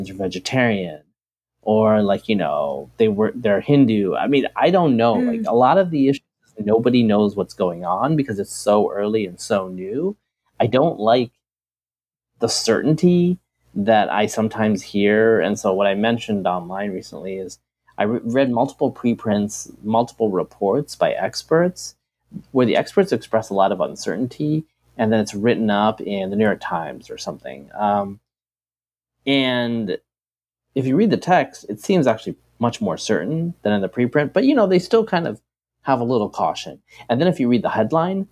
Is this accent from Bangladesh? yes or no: yes; Bangladesh; moved away; I was born in Bangladesh